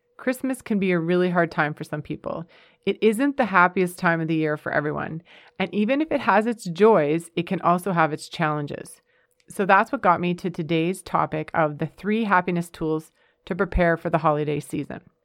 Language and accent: English; Canada; moved away as an adult; also born or lived in United States; We're a Canadian family, but we thoroughly enjoyed our five years in the United States.